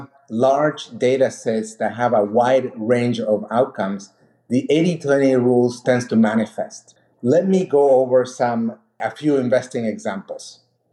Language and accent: English; Argentina; moved away as an adult; also born or lived in Mexico / Peru; now in United States; born in Mexico, raised in Argentina, and my parents are from Peru. I came to the US 20 years ago